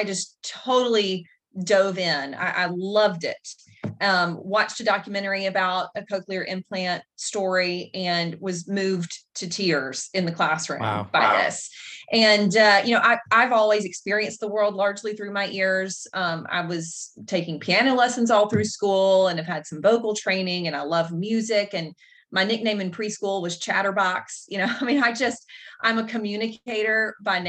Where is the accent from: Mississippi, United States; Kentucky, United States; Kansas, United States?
Mississippi, United States; I was born and raised in Mississippi